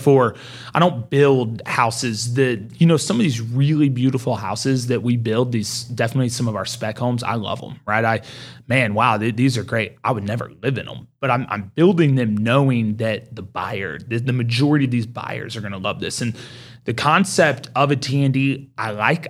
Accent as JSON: {"language": "English", "town": "Mustang", "region": "Oklahoma", "country": "United States", "tie": "born or raised there", "said": "I grew up in Mustang"}